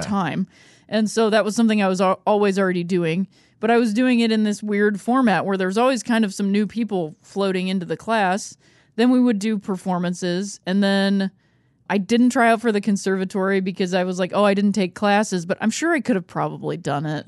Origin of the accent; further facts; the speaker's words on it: Akron, Ohio, United States; moved away; also born or lived in Chicago; I grew up in Akron, Ohio